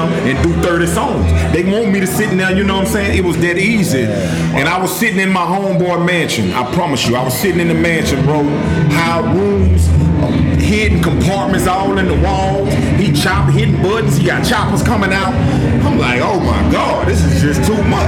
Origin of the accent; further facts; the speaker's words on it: Hammond, Louisiana, United States; I'm from Hamtown, man. Everybody know, you know, Hamtown, 985, it's tatted on my arms